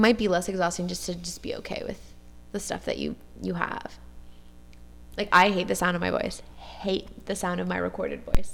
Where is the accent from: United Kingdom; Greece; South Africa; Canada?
Canada; Montreal, Quebec; accent: West Island; growing up on the West Island. And just like someone from Queens might have a really thick accent that's really Queens. Like, I have a really, like, West Island accent